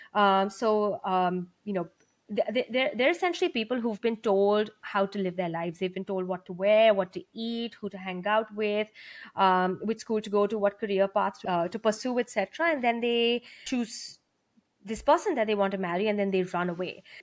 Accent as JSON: {"language": "English", "country": "India", "tie": "born or raised there", "moved": "yes", "said": "I grew up in India."}